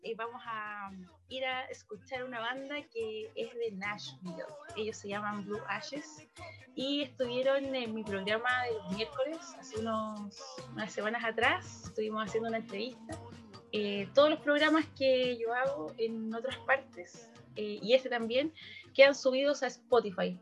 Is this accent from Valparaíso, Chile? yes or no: yes; Valparaíso, Chile; soy de Valparaíso